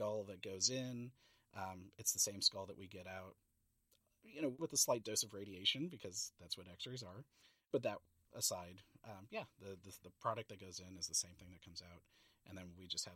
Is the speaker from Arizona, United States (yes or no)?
no; San Francisco, California, United States; moved away as an adult; also born or lived in Montana; I grew up in San Francisco, visiting the San Francisco Zoo